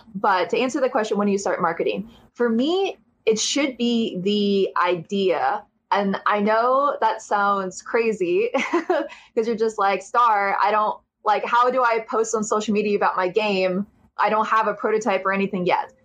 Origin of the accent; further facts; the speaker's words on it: Ohio, United States; I'm from Ohio